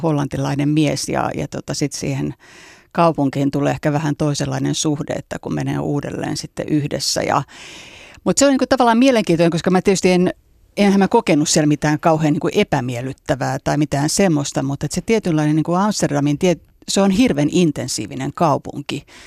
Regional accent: Espoo, Uusimaa, Finland; also born or lived in Helsinki / London; mä oon syntynyt Helsingissä ja asunut lapsuuden Espoossa

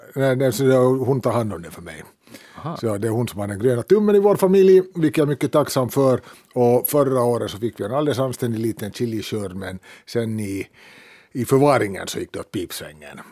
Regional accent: Helsinki, Uusimaa, Finland; vi är ju båda från södra Helsingfors

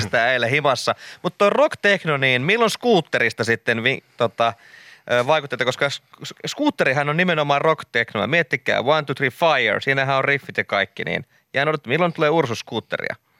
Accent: Kirkkonummi, Uusimaa, Finland; rakas kotikyläni Kirkkonummi.

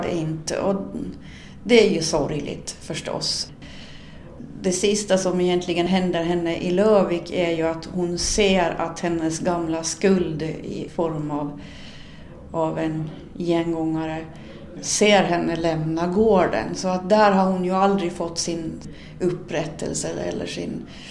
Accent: Sund, Åland, Åland Islands; i den lilla byn Björby in till Sunds kyrka där jag är född och uppvuxen

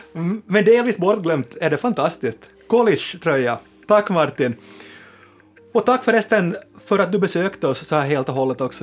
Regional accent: Finland; vi finlandssvenskar

